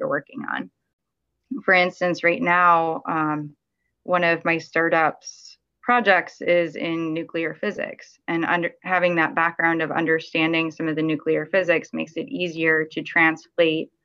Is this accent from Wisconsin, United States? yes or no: no; Miami, Florida, United States; also born or lived in California; I'm from Miami where it's a lot warmer